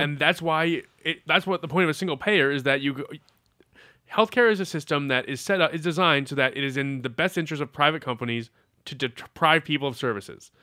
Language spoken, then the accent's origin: English; Massachusetts, United States; my home state of Massachusetts